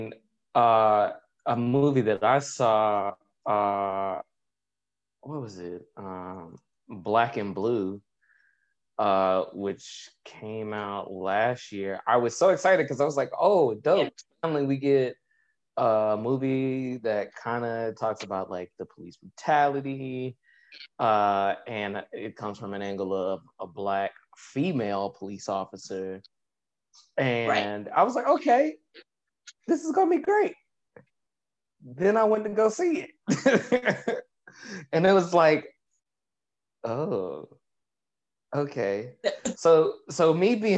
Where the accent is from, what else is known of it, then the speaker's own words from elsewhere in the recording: United States; being an African American male in America